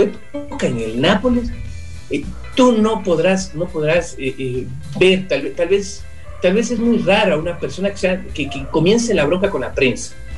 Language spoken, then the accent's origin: Spanish; Ecuador; los ecuatorianos nos sentíamos como que representados